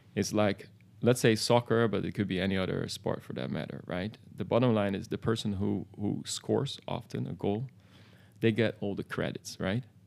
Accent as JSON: {"language": "English", "town": "Amsterdam", "region": "North Holland", "country": "Netherlands", "tie": "born or raised there", "said": "in the Netherlands, where I was born in Amsterdam"}